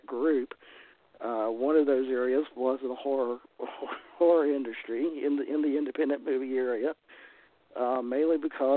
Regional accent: Triad area of North Carolina, United States; accent: Southern; moved away as an adult; now in Galax, United States; originally I'm from the Triad area of North Carolina.

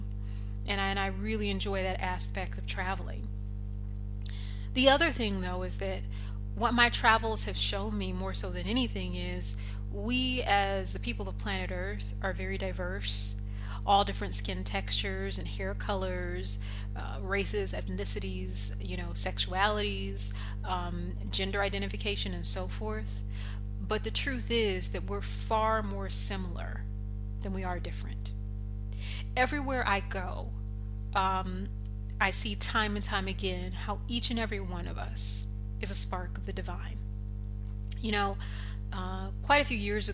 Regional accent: United States; I'm American

